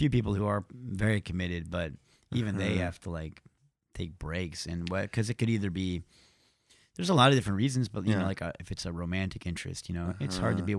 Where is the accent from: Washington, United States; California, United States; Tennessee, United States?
Tennessee, United States; Nashville; Born and raised in Nashville.